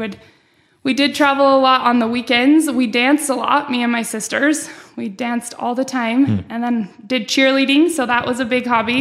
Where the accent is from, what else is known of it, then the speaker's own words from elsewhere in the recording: American Fork, Utah, United States; I was born here in American Fork